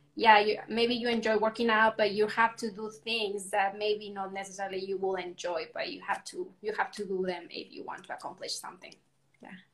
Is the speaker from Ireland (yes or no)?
no; Mexico; moved away as an adult; now in Arizona, United States; I was born and raised in Mexico, and I currently live in Arizona. I've been in the U.S. for about 11 years now